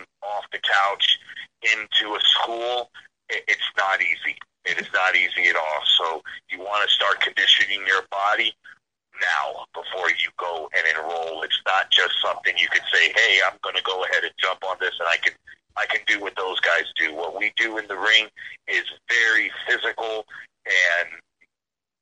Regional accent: New London, Connecticut, United States; moved away; I'm originally from New London, Connecticut

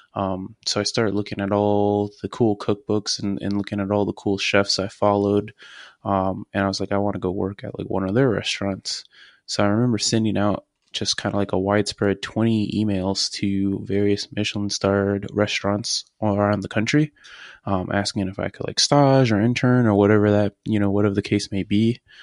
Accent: Richmond, Virginia, United States; I'm from Richmond, Virginia.

